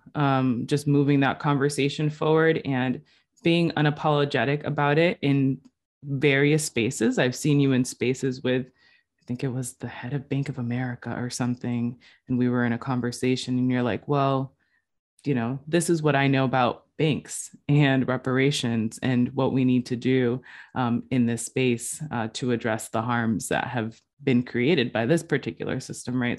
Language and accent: English; New Bedford, Massachusetts, United States; moved away as an adult; also born or lived in Puerto Rico; now in Boston, United States; I was gonna go back home to New Bedford and, um, work at a startup nonprofit that was helping young people. And so I went back to my hometown